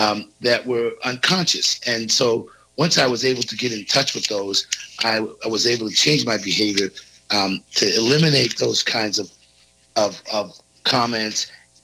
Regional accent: East Coast, United States; I grew up on the East Coast at a time when being gay was very negative

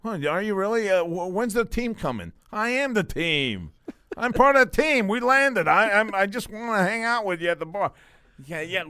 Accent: Binghamton, New York, United States; I'm from Bingham to New York.

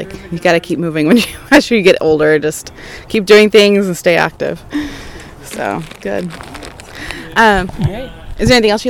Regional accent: Texas, United States; I'm from Texas

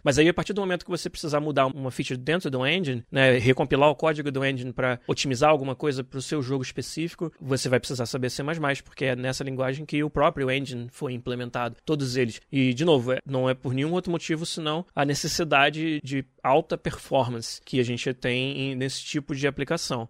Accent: Niterói, Rio de Janeiro, Brazil; em Niterói, no estado do Rio, de onde eu nasci

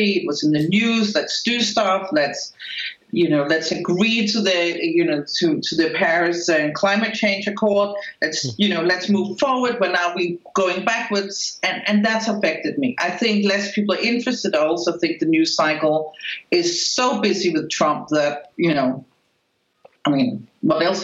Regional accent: Spain; accent: Spanish accent; now in United States; Here in America, I'm a foreigner, but I don't think people can really place me, and I also speak Spanish. I grew up in Spain.

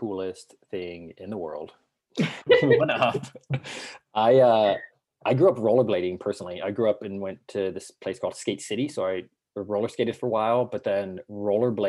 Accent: Colorado, United States; moved away as an adult; now in San Diego, United States; I grew up in Colorado, and then I came to San Diego for vacation every other summer

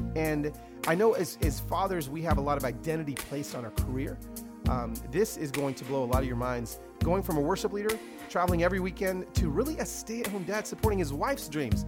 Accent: Atlanta, Georgia, United States; first language Spanish; English is a second language; also born or lived in Los Angeles, California; I actually moved from Los Angeles, California, to Atlanta, Georgia, when I was six years old

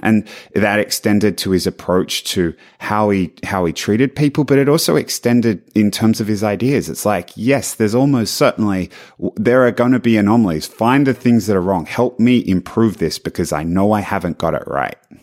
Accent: Australia; moved away; being Australian

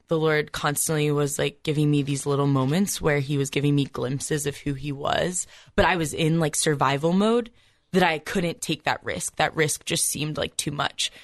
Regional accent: Columbus, Ohio, United States; I grew up in a Catholic family, you know, pretty close to just in Columbus.

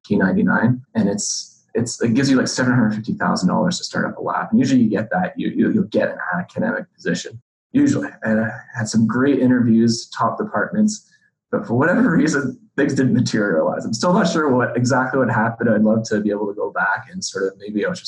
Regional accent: Montreal, Quebec, Canada; moved away as an adult; also born or lived in New York City; I was born and raised in Montreal

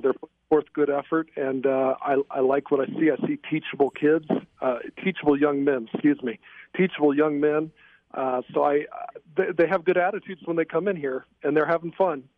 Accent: Indiana, United States; moved away as an adult; also born or lived in Flint, Michigan; I was born in Flint, Michigan, but I lived in Indiana for probably about first 18 years of my life

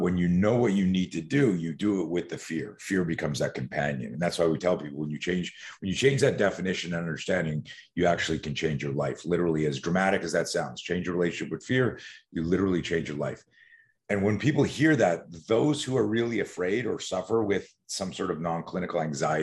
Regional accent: Montreal, Quebec, Canada; also born or lived in West Coast, United States; now in United States; I grew up in Montreal, Canada

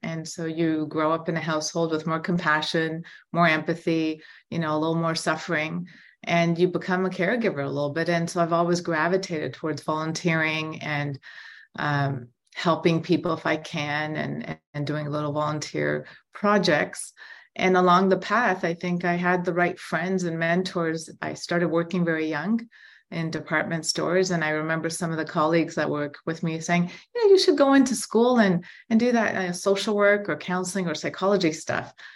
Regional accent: Toronto, Ontario, Canada; I'm born and raised in Toronto

